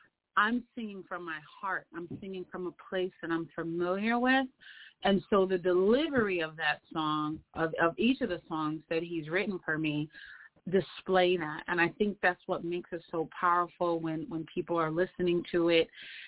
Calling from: Springfield, Massachusetts, United States; But I'm calling from Springfield, Massachusetts, which is the home place for the NBA Hall of Fame.

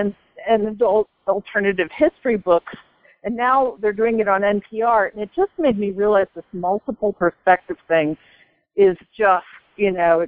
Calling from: Boulder, Colorado, United States; Hi, it's your friend from Boulder.

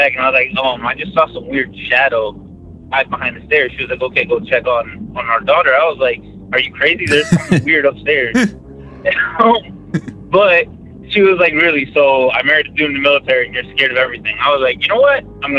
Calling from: Dallas, Texas, United States; from Dallas, Texas again.

